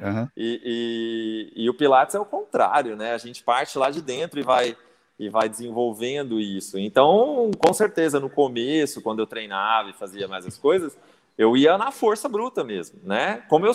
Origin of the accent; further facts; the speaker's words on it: São Paulo, Brazil; moved away as an adult; now in Minas Gerais, Brazil; Eu mudei para Minas há 11 anos, né? Eu sou de São Paulo, capital